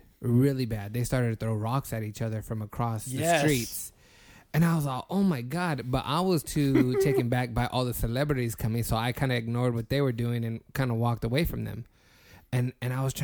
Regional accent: Reedley, California, United States; I'm from a small town

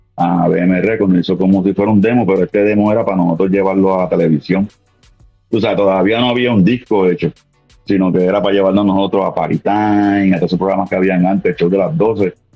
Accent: Puerto Rico; moved away as an adult; now in Philadelphia, United States; yo soy este puertorriqueño nacido este, original de Cagua, Cagua, Puerto Rico, me crié en Calle, soy de Calle

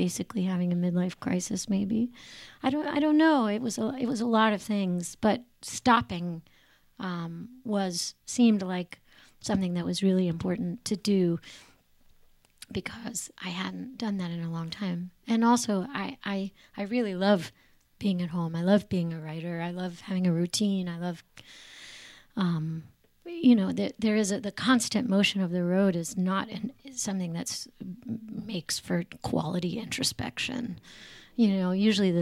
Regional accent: Raleigh, North Carolina, United States; born or raised there; moved away as an adult; also born or lived in New York City

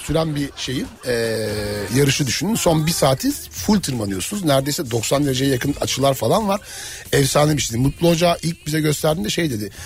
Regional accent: Black Sea Region, Turkey; Ben de Karadenizliyim

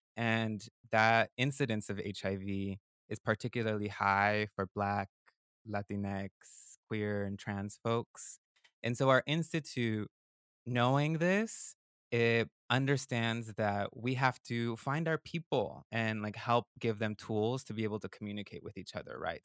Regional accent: West Coast, United States; English is a second language; now in Durham, North Carolina, United States; I was born on the West Coast, I'm a northerner

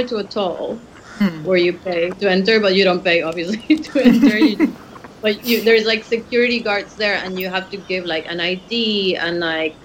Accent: Mexico City, Mexico; I grew up in Mexico City and I grew up in a kind of gated community in Mexico City

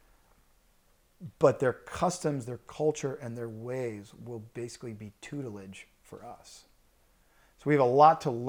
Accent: Louisiana, United States; moved away; growing up in Louisiana

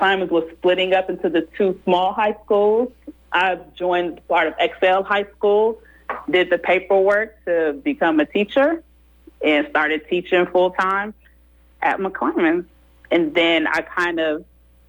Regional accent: Oakland, California, United States; also born or lived in Manteca, California; I was born in Oakland. My roots are there. We live all over Oakland

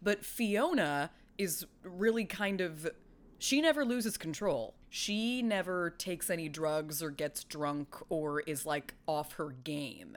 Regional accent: California, United States; I've lived in California all my life

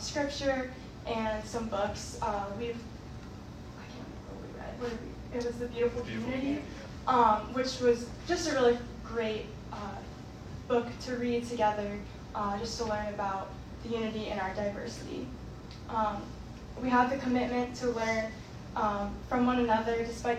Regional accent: Woodstock, Georgia, United States; I'm from Woodstock, Georgia, and I'm the director of outreach.

